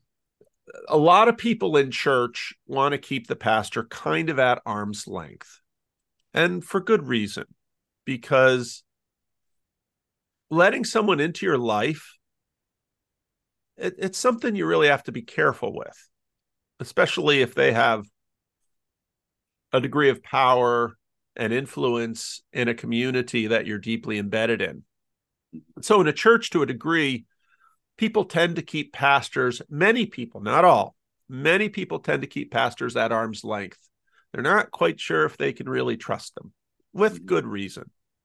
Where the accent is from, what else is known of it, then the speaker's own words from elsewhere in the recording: Patterson, United States; I grew up in Patterson, pastoring in a church